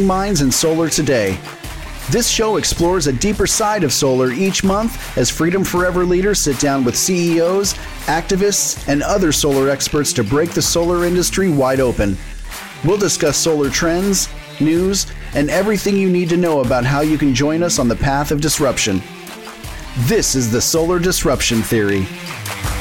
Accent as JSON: {"language": "English", "town": "Needles", "region": "California", "country": "United States", "tie": "born or raised there", "moved": "yes", "said": "I grew up in Needles"}